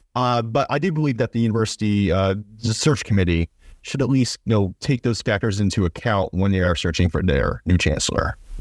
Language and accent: English; Ohio, United States; my home state school in O, in, in Ohio